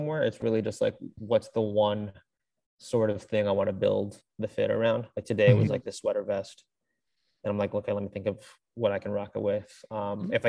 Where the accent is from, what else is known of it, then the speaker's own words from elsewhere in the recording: Virginia, United States; moved away; I'm from Virginia